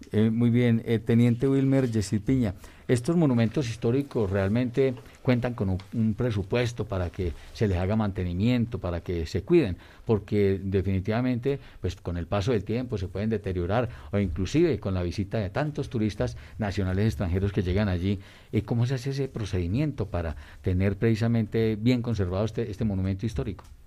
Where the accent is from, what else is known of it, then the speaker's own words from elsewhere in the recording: Colombia; nuestra idiosincrasia como colombianos